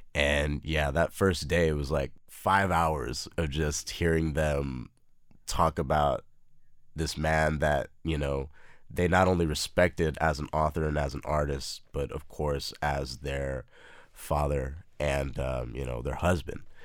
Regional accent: El Paso, Texas, United States; moved away as an adult; also born or lived in Austin, Texas; now in Brooklyn, New York, United States; Born and raised in El Paso, Texas, lived there for eighteen years of my life, and then moved up here to Austin for U T Austin

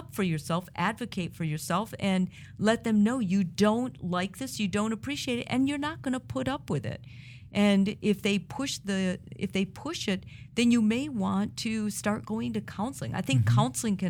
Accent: Italy

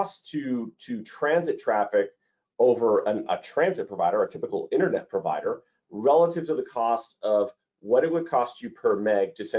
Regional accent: Toronto, Ontario, Canada; Toronto, Canada. It's my hometown. It's where I grew up.

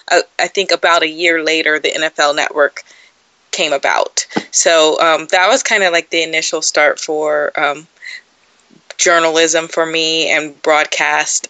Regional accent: San Dimas, California, United States; moved away as an adult; now in Atlanta, United States; I grew up in a place called San Dimas

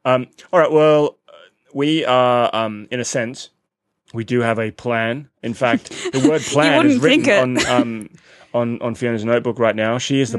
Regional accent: Australia; accent: Australian; now in London, United Kingdom; we're Australian. I don't know if you can tell from the accents.

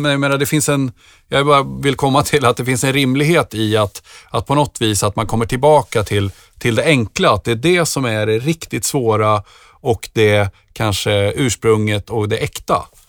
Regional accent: Nyköping, Södermanland, Sweden; Jag kommer ju från Nyköping

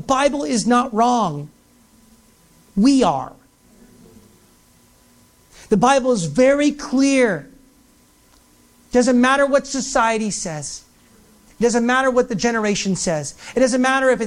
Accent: United States; I'm from the United States.

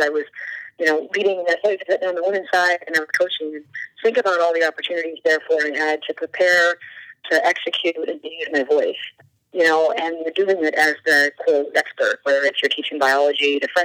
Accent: New Hampshire, United States; moved away as an adult; now in North Carolina, United States; being from New Hampshire

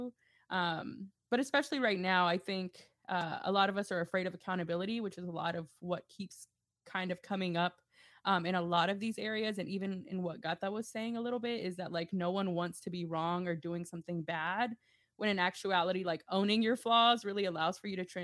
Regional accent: Grand Prairie, Texas, United States; also born or lived in Dallas; I grew up on Tasty Ice. Shout out to all my GP people.

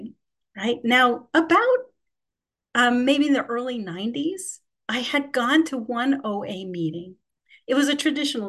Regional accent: New York City, New York, United States; I'm from Queens, New York

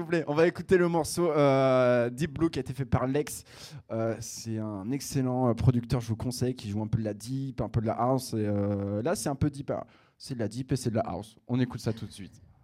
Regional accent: Picardy, Hauts-de-France, France; de là d'où je viens, ça s'appelle la Picardie

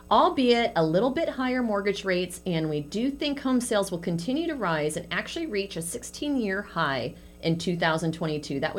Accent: San Francisco, California, United States; moved away; I grew up in San

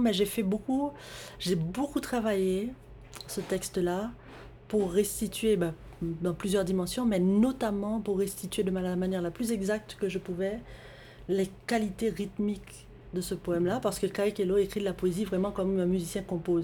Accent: Haiti; moved away as an adult; now in Montreal, Canada; j'ai grandi en Haïti.

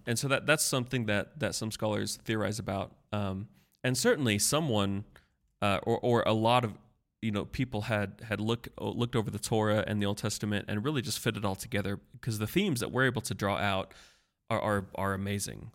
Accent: Hillsboro, Kansas, United States; the college that I went to is Tabor College in my hometown, Hillsborough, Kansas.

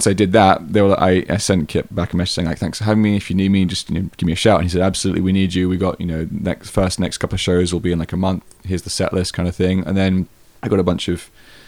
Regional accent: England, United Kingdom; moved away; I was from England

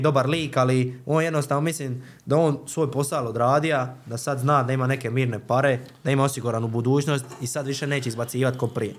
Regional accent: Croatia; also born or lived in Zagreb; kod nas u Hrvatskoj

